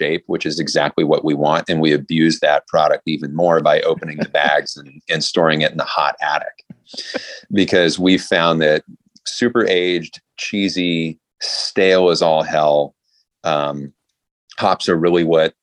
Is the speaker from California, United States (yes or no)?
yes; San Francisco Bay Area, California, United States; I grew up in the San Francisco Bay Area